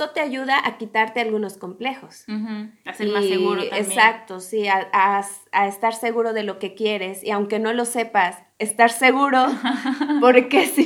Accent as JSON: {"language": "Spanish", "country": "Mexico", "said": "No, no salí huyendo de México, me encanta, lo amo, pero quería probar otras cosas."}